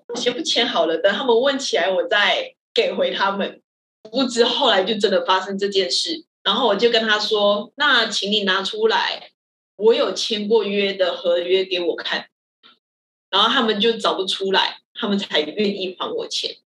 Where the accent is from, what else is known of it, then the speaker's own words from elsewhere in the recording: Malaysia; now in Taiwan; 我是马来西亚人